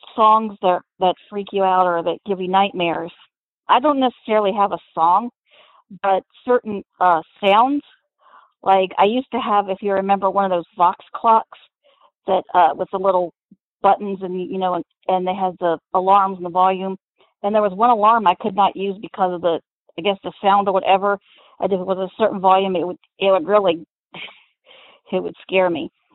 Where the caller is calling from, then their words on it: Lancaster, Pennsylvania, United States; I'm calling from Lancaster, Pennsylvania